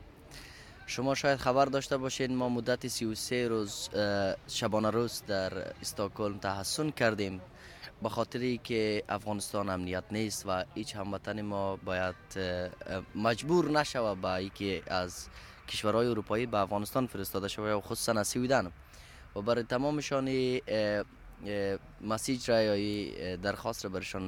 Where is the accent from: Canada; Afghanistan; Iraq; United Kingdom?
Afghanistan; now in Sweden; I'm from refugees, I'm from Afghanistan, from this place.